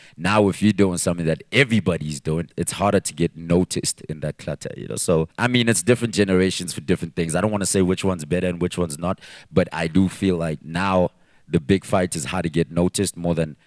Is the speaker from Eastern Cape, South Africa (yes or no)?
no; Katlehong, Gauteng, South Africa; I'm from Katlehong, and nobody was from there